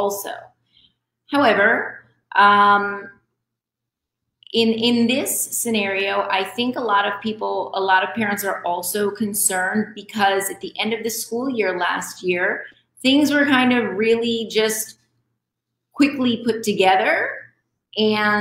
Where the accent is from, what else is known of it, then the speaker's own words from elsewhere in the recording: Rome, New York, United States; now in Dominican Republic; I'm originally from Rome, New York, from upstate.